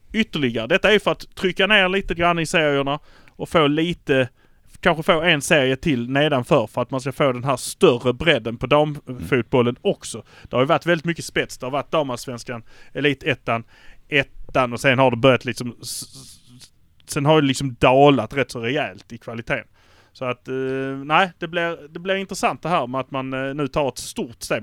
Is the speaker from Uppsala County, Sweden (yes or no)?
no; Malmö, Skåne, Sweden; vi är från Malmö